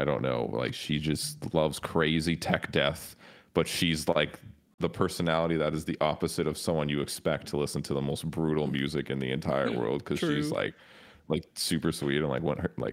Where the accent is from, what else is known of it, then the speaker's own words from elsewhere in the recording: Toronto, Ontario, Canada; growing up in Toronto, I didn't really have like metal homies